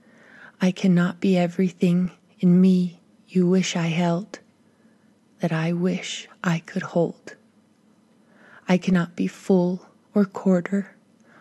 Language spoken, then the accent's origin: English; Hana, Hawaii, United States; now in Glorieta, New Mexico, United States; I recognize the land and water in which I was born and which raised me a sacred space